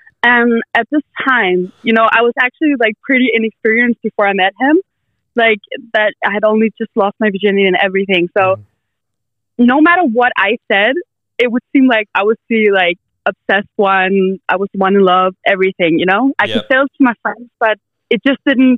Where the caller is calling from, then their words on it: Denmark; I'm calling from Denmark.